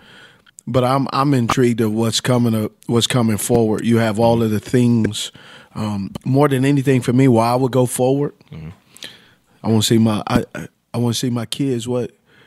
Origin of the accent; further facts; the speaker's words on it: Los Angeles, California, United States; now in Charlotte, United States; I grew up on 126 in Avalon